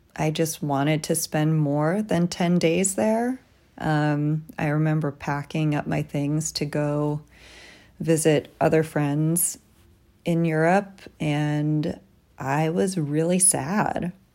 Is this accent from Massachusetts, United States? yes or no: no; Tucson, Arizona, United States; moved away as an adult; also born or lived in New York City; I came out here from Tucson, where I grew up